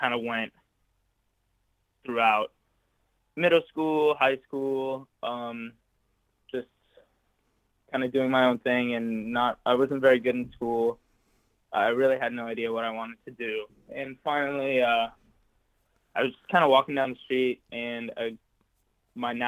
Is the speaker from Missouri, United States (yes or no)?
no; Santa Monica, California, United States; I was born and raised in Santa Monica, California.